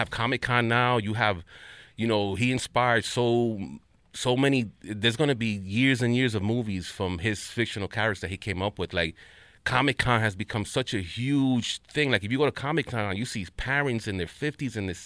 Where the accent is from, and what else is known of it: New York, United States; born or raised there